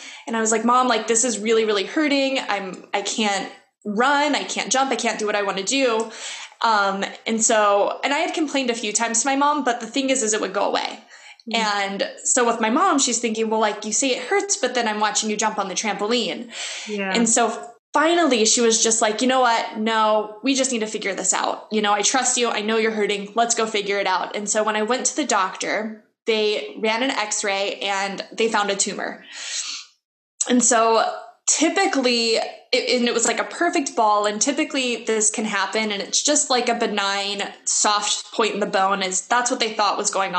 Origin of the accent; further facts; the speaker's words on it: Louisiana, United States; I grew up in Louisiana, which is like swampy trees